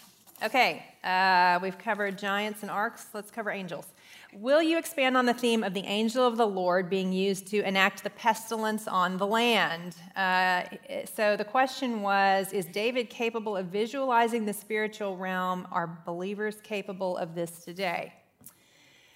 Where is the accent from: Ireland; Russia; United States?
Ireland; I'm Irish, so I was kind of into that one.